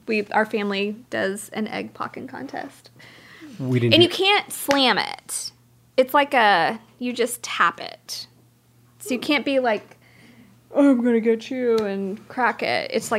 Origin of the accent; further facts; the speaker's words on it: Cajun, Louisiana, United States; I'm Cajun